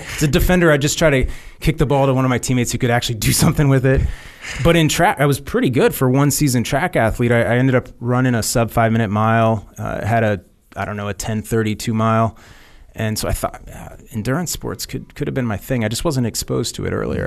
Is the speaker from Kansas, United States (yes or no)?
yes; Kansas, United States; I'm born and raised in Kansas, fifth generation family farm.